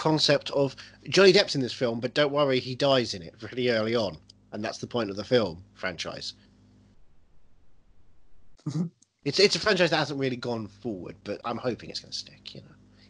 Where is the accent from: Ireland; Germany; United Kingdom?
Ireland; I'm an Irishman.